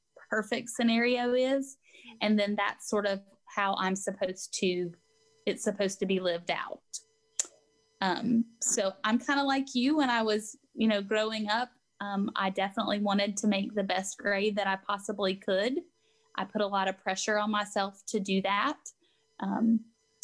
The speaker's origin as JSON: {"language": "English", "town": "Cullowhee", "region": "North Carolina", "country": "United States", "tie": "born or raised there", "also_born_or_lived": "Shelby, North Carolina", "moved": "yes", "lives_now": "Gastonia, United States", "said": "I was raised in Cullowhee, North Carolina, up in the mountains, but have been here in Gastonia for 8 years now"}